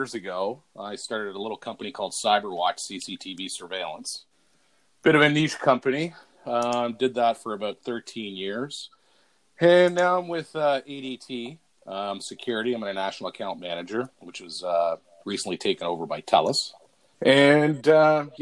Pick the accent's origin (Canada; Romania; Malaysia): Canada; Toronto, Ontario; being born and raised in Toronto